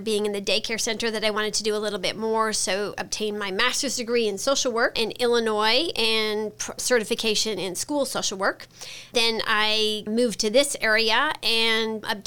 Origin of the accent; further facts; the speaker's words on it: Montreal, Quebec, Canada; now in United States; I am from Montreal, Canada, so that's where I grew up